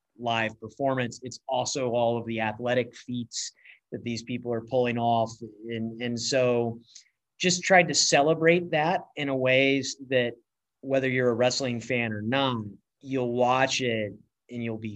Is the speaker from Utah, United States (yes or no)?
no; Atlanta, Georgia, United States; growing up in Atlanta